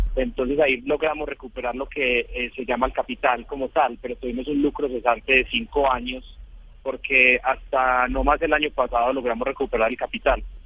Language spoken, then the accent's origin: Spanish; Spain; accent: Spanish; now in Bogotá, Colombia; por mi acento soy español, ahora mismo estoy en Bogotá